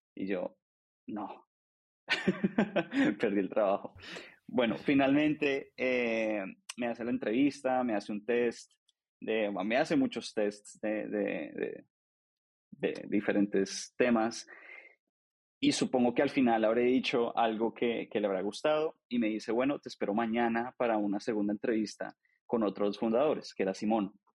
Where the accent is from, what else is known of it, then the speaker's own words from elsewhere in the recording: Bogotá, Colombia; nací en Colombia, soy colombiano, nací en Bogotá. Em, estudié administración de empresas en Colombia